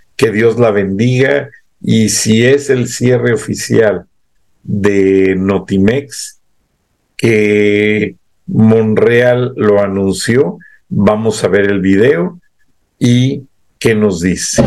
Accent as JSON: {"language": "Spanish", "country": "Mexico", "said": "Somos mexicanos"}